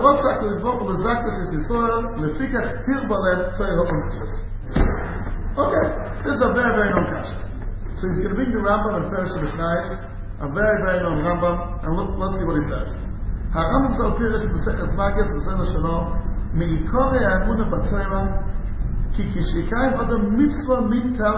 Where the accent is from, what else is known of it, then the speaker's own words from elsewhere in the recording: United States; I grew up like that in America